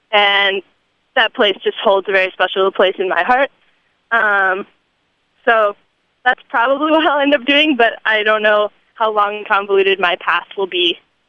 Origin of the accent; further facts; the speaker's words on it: Michigan, United States; moved away as an adult; You know, I came here from Michigan, and it was quite a culture shock to come here and see so many people proud of that heritage.